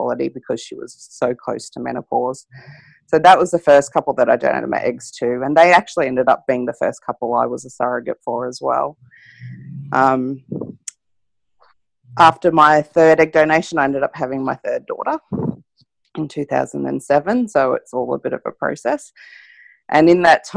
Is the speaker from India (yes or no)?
no; Queensland, Australia; I'm from Queensland